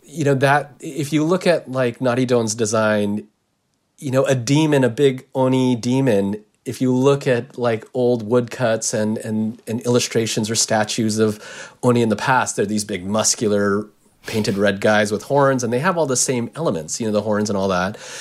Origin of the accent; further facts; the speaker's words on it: United States; I'm Japanese American